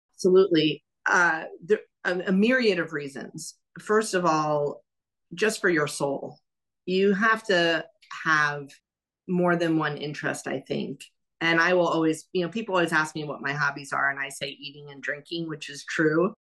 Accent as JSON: {"language": "English", "town": "New York City", "region": "New York", "country": "United States", "tie": "born or raised there", "also_born_or_lived": "Miami / San Francisco", "moved": "as an adult", "lives_now": "Louisville, United States", "said": "I grew up in New York City, as we know. I lived in Miami, I lived in San Francisco"}